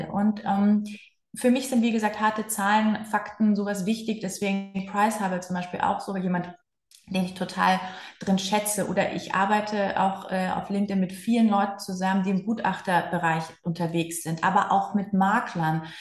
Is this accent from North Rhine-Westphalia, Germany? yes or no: yes; Cologne, North Rhine-Westphalia, Germany; als Kölner